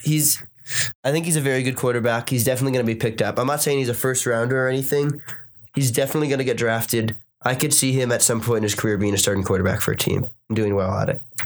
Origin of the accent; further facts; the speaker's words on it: Boston, Massachusetts, United States; Born and raised in Boston